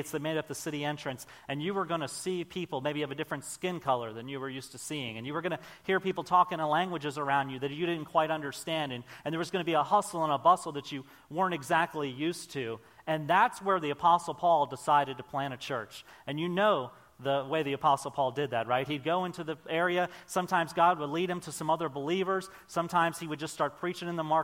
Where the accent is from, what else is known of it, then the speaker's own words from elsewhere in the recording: Maryland, United States; moved away as an adult; also born or lived in Oklahoma; I grew up on the Chesapeake Bay in Maryland